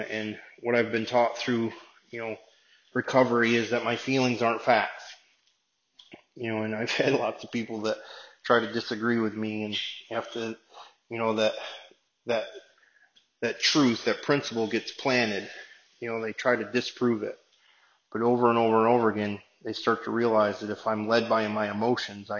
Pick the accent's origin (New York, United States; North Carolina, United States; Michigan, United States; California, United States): New York, United States; Binghamton; my hometown of Binghamton